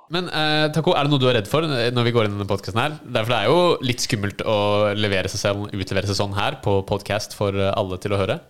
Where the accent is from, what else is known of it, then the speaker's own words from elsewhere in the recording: Oslo, Norway; also born or lived in United States; jeg er født og oppvokst i Oslo